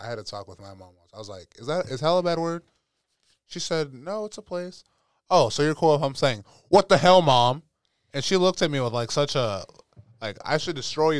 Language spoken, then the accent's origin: English; West Coast, United States; I'm from the West Coast